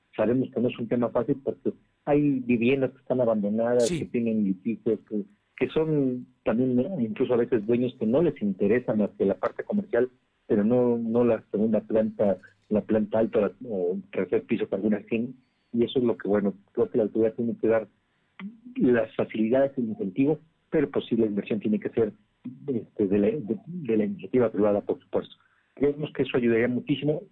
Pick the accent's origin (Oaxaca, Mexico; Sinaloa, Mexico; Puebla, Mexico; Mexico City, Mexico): Puebla, Mexico; tenemos que estar muy orgullosos como poblanos